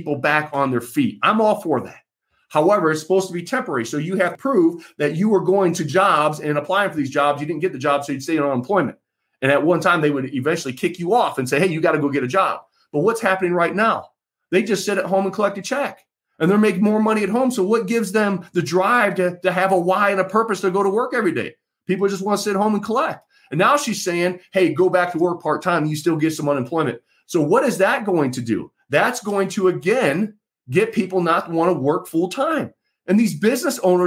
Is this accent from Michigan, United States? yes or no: yes; Michigan, United States; as a voter, as an American, as a Michigander